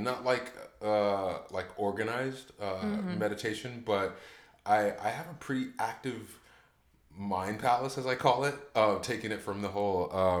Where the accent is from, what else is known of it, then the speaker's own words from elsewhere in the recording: Orange County, California, United States; moved away as an adult; also born or lived in Heidelberg, Germany / Chicago; now in Georgia, United States; I grew up in Orange County, California, okay. which it's Disneyland, basically.